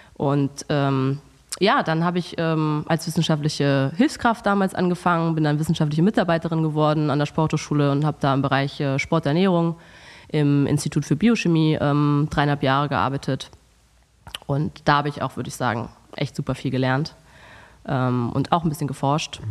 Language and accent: German; Hamburg, Germany; moved away as an adult; now in Cologne, Germany; ich komme ursprünglich aus Hamburg, aber wohne seit fast neun Jahren in Köln